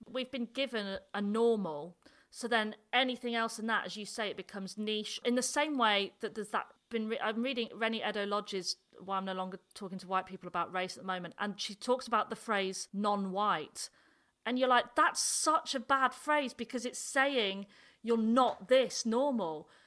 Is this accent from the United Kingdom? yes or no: yes; the north of England, United Kingdom; accent: northern; my northern accent